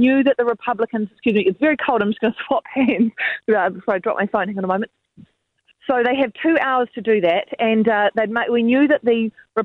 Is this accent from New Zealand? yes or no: yes; New Zealand; as a New Zealander